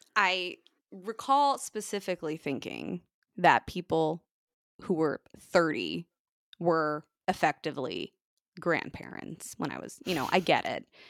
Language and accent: English; United States; I'm the Yank